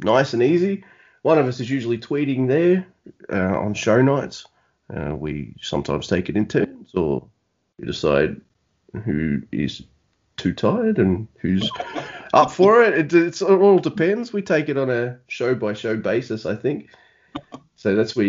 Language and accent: English; Australia; I'm from down under in Australia, you can tell by my awesome accent